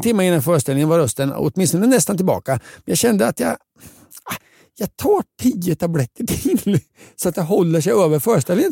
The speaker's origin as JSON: {"language": "Swedish", "town": "Linköping", "region": "Östergötland", "country": "Sweden", "tie": "born or raised there", "said": "min hemstad Linköping"}